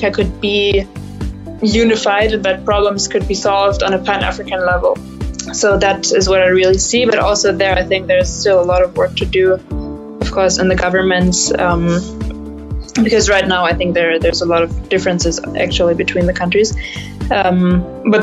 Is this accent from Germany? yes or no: yes; Germany; I'm German. Right now, I'm also in Germany. Mm-hmm. I'm an entrepreneur from Germany